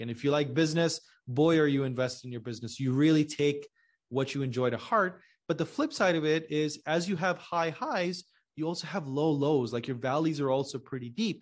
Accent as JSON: {"language": "English", "country": "Pakistan", "said": "I'm originally from Pakistan"}